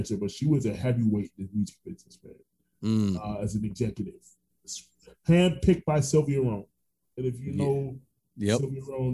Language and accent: English; Orlando, Florida, United States; also born or lived in Brooklyn, New York; I'm originally from Brooklyn, New York, but raised in Orlando. So I lived there for 7. People say they still hear my accent